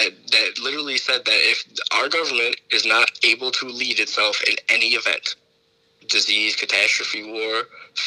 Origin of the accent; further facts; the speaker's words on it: Detroit, Michigan, United States; I grew up in Detroit